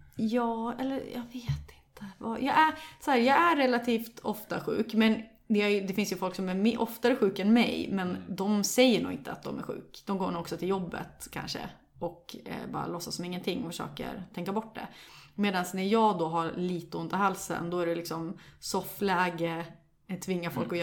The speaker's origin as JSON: {"language": "Swedish", "town": "Sundsvall", "region": "Västernorrland County", "country": "Sweden", "said": "jag kommer från Sundsvall"}